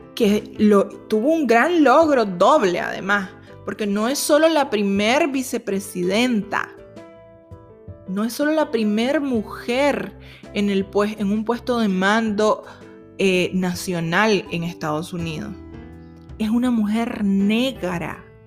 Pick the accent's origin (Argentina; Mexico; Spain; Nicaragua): Nicaragua; los nicaragüenses que somos